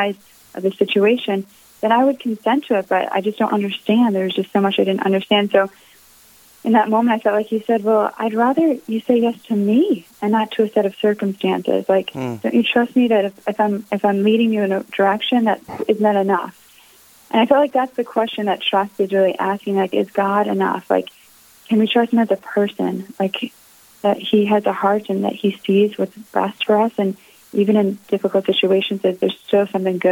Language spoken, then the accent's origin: English; Connecticut, United States; I grew up in Connecticut